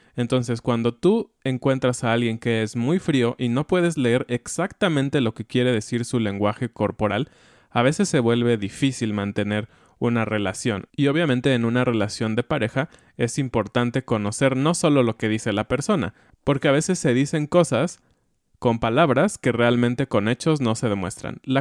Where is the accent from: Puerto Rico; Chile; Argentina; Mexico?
Mexico; accent: Mexican; tengo un acento mexicano, ¿no? En inglés